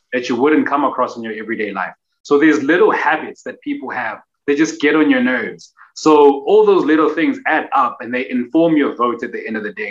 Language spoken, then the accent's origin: English; Durban, KwaZulu-Natal, South Africa; I'm originally from Durban